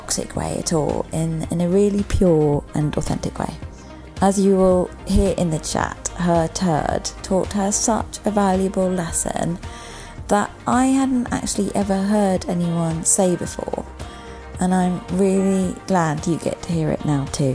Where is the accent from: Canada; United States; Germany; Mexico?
Germany; now in United Kingdom; I grew up in Germany